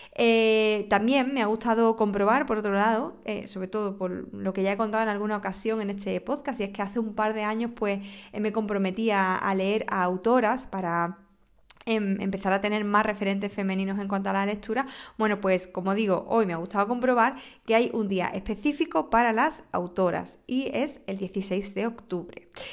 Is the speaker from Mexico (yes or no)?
no; Huelva, Andalusia, Spain; mi tierra Huelva